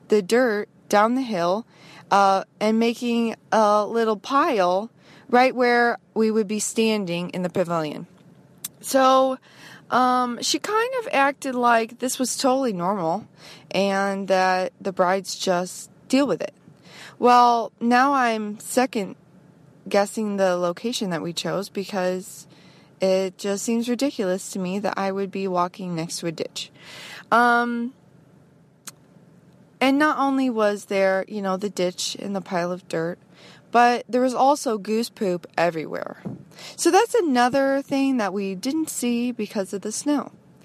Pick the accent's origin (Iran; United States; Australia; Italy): United States; I'm from the United States